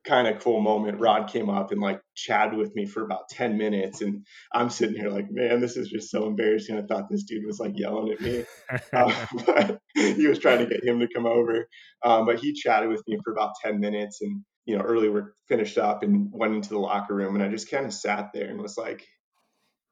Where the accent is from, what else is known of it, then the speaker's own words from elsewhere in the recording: Southern California, United States; big Dodger fan growing up in Southern California